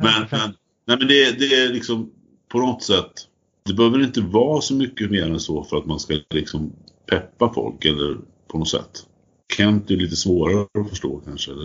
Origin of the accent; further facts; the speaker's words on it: Fornåsa, Östergötland, Sweden; jag är uppvuxen i Fornåsa